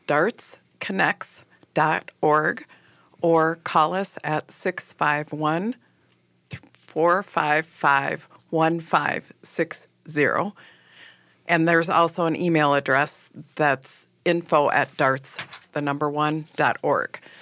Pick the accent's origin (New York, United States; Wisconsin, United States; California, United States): Wisconsin, United States; Manitowoc; now in Minneapolis, United States; I grew up in Manitowoc, Wisconsin, which is on Lake Michigan